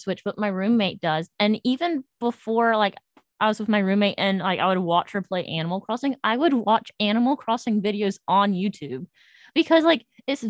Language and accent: English; North Carolina, United States; moved away as an adult; And I'm from North Carolina.